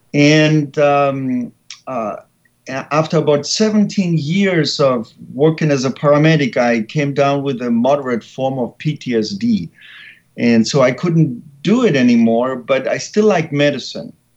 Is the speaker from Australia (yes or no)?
no; Germany; English is a second language; moved away as an adult; now in San Francisco, United States; I was born and raised in Germany